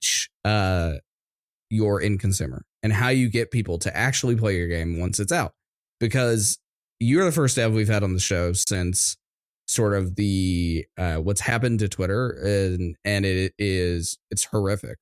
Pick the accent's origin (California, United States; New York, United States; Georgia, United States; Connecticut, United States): Georgia, United States; Atlanta; we grew up in Atlanta, so local to Atlanta